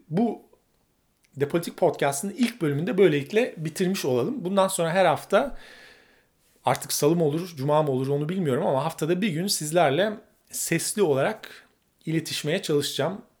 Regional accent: Turkey; ben bir Türk olarak Avrupa Birliği'ne girmek isterdim ama bir İngiliz olsaydım da Avrupa Birliği'nden çıkmak isterdim.

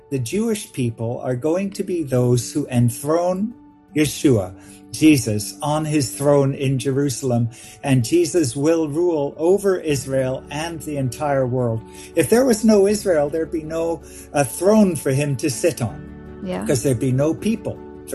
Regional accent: Vancouver, British Columbia, Canada; I grew up in Vancouver, Canada.

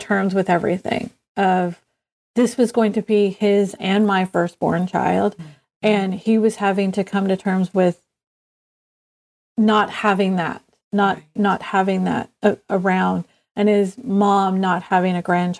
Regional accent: the South, United States; growing up in the South

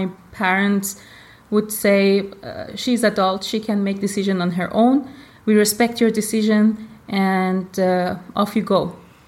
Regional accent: Iran; born there; I was born in Iran. My mom is from Iran. My father is Indian. And of course, I'm a third culture kid

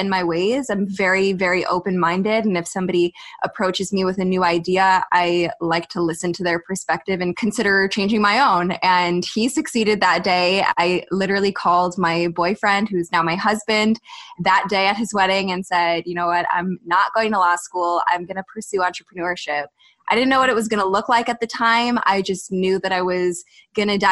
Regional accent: United States; I'm from the States

